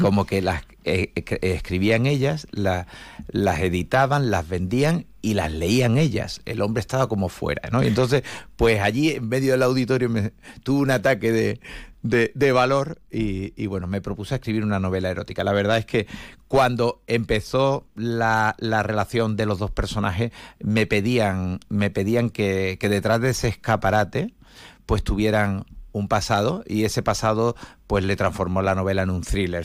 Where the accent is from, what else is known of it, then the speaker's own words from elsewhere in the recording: Algeciras, Andalusia, Spain; moved away as an adult; now in Seville, Spain; Yo soy nacido en Algeciras en el año 62, tengo 61 años